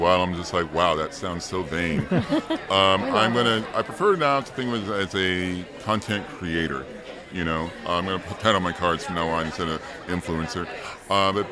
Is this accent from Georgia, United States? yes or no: no; Oklahoma, United States; also born or lived in Arizona; now in Los Angeles, United States; where I grew up in Oklahoma.